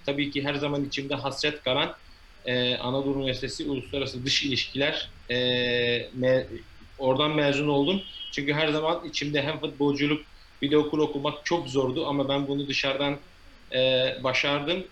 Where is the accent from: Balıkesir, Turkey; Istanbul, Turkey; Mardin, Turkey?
Mardin, Turkey; Midyat; also born or lived in England; now in China; Mardin Midyat doğumluyum